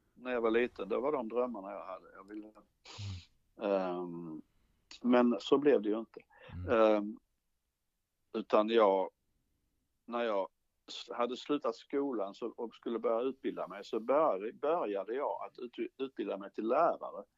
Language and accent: Swedish; Ronneby, Blekinge, Sweden; jag är ju från Blekinge